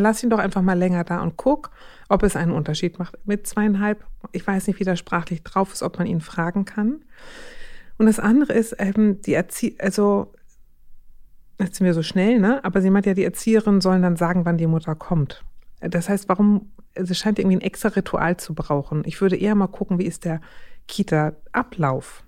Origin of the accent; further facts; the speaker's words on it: Schleswig-Holstein, Germany; moved away; Ich bin ja aus Schleswig-Holstein gebürtig